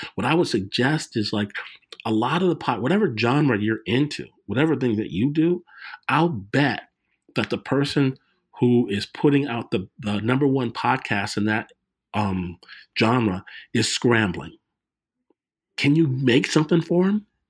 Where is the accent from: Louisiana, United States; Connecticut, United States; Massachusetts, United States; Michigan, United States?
Michigan, United States; Detroit; me growing up in Detroit